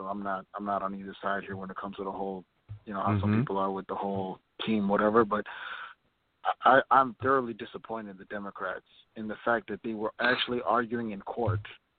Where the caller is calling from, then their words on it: Minneapolis, Minnesota, United States; I'm calling from Minneapolis.